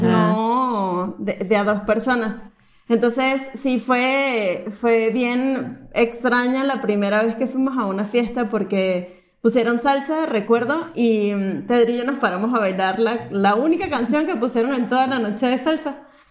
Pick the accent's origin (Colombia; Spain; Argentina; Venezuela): Venezuela; Caracas, Capital District; moved away as an adult; now in Mexico; viví en Caracas em, toda mi vida, eh, nos mudamos a, México hace tres años